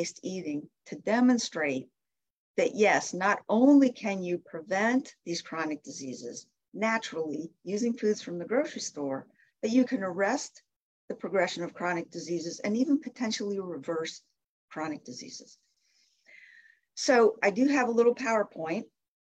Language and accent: English; Canton, Ohio, United States; moved away as an adult; also born or lived in Michigan; I grew up in Canton, Ohio, and my mother's still there